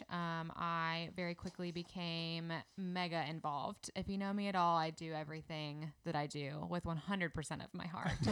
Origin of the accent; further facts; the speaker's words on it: Indianapolis, Indiana, United States; moved away as an adult; now in Birmingham, United States; I am from Indianapolis